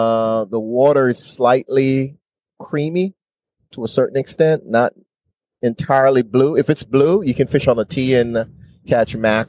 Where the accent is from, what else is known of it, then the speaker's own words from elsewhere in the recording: Jamaica; I'm Jamaican.